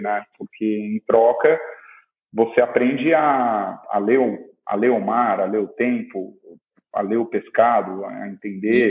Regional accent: Ubatuba, São Paulo, Brazil; now in Ilhabela, Brazil; eu cresci em Ubatuba

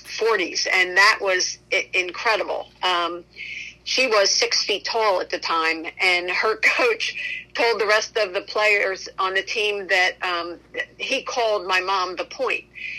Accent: Lancaster, Pennsylvania, United States; I grew up in Lancaster, Pennsylvania, and played basketball from the time I could walk.

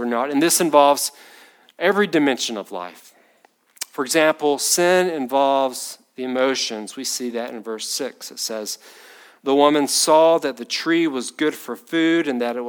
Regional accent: Batesburg, South Carolina, United States; I grew up in Batesburg

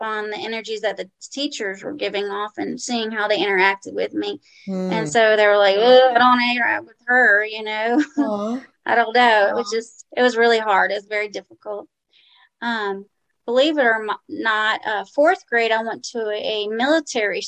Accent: New Orleans, Louisiana, United States; now in Birmingham, United States; I presently live in Birmingham, Alabama, but I grew up in New Orleans, Louisiana

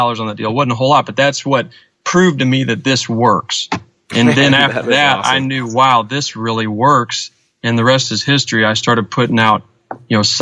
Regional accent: St. Louis, Missouri, United States; now in Girard, United States; I grew up in St. Louis, and my dad moved us back to our hometown of Girard, Illinois, which is really close to Springfield, and I've lived here since I was 18

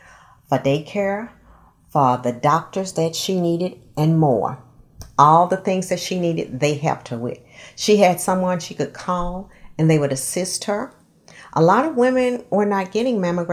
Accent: Longview, Texas, United States; my hometown paper, which at that time was called the Longview Daily News, where I wrote about my memories of growing up there

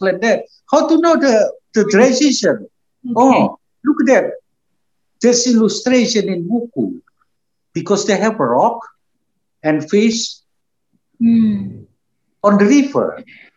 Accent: Java, Indonesia; moved away as an adult; also born or lived in Yogyakarta, Indonesia; now in Australia; I grew up in Jawa

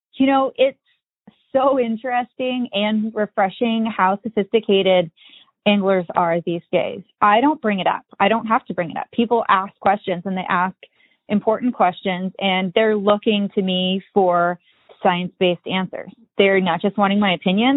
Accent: Columbia Falls, Montana, United States; I own a fly shop here in my hometown. I grew up here in this town, Columbia Falls, Montana

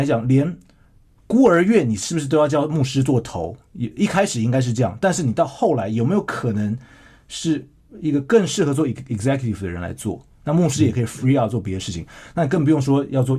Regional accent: Shandong, China; 他就对我说，对我们山东人

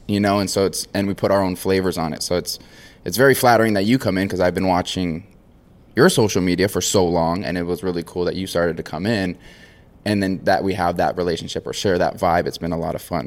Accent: Maui, Hawaii, United States; born and raised on Maui. So from Hawaii, uh, small island

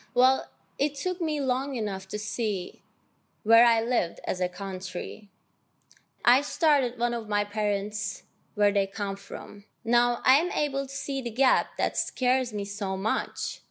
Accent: Ankara, Turkey; I was born in Ankara, Turkey.

